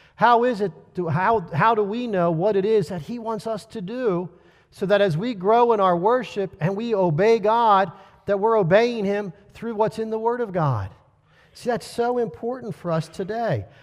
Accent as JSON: {"language": "English", "country": "United States", "said": "we as American believers"}